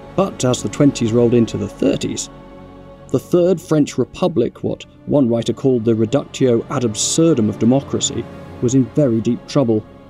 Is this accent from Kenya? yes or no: no; Cockermouth, North West England, United Kingdom; my hometown of Cockermouth in northwest England